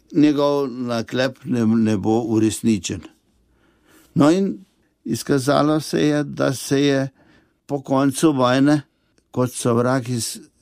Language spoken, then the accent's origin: Slovenian; a village near Novo Mesto, Southeast Slovenia, Slovenia; sem zrasel v Vasici, blizu novega mesta